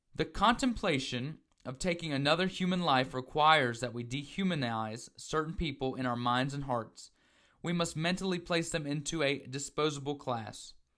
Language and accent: English; the South, United States; growing up in the South, as myself